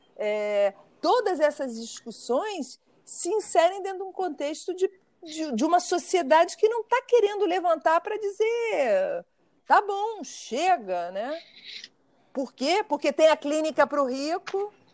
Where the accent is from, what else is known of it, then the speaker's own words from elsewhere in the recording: Brazil; eu, sendo brasileira